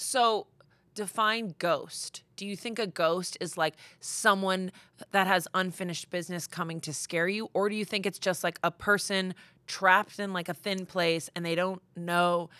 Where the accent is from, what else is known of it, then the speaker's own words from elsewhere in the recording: Massachusetts, United States; I'm from Massachusetts